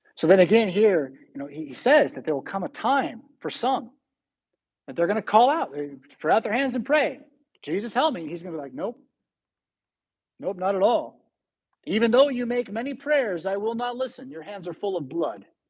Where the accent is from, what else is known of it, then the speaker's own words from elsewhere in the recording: San Diego, California, United States; now in Rockford, United States; But I'm from San Diego, it's my home